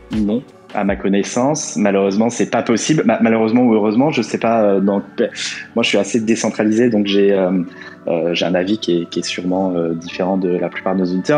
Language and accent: French; France; now in Portugal; je suis français habitant au Portugal